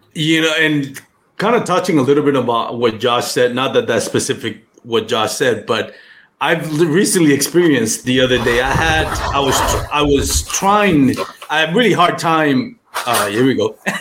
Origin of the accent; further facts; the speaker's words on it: Puerto Rico; first language Spanish; English is a second language; moved away as an adult; Grew up in Puerto Rico, lived there for most of my life